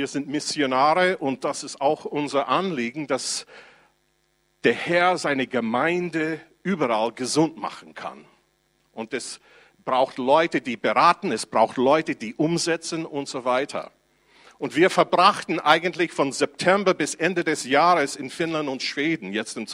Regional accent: United States; Ich komme aus den USA und dann darf ich meine Sozialversicherung beziehen

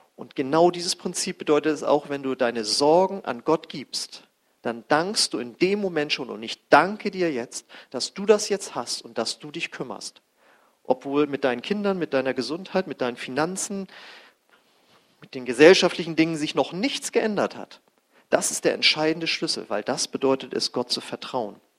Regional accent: Germany; unser Land war voll mit Atomkraftwerken

